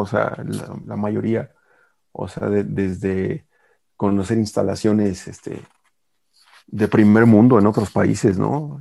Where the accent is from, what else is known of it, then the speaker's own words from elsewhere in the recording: Mexico; como aficionado mexicano